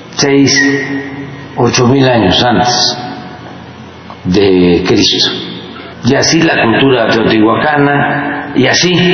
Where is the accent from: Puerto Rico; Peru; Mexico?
Mexico; yo soy humanista mexicano. Yo me inspiro en la grandeza cultural de México.